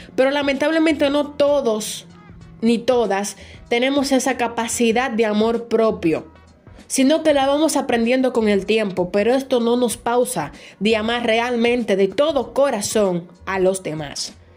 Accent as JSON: {"language": "Spanish", "country": "Dominican Republic", "said": "aquí en mi país, República Dominicana"}